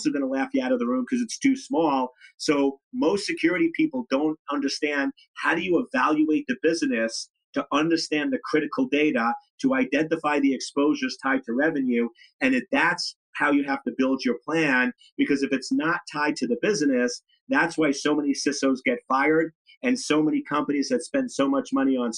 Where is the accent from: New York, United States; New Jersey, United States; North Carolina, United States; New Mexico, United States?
New York, United States; I'm from New York